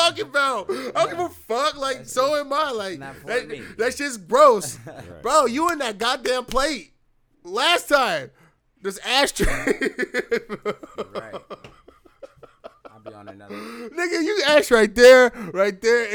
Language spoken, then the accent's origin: English; United States; I'm American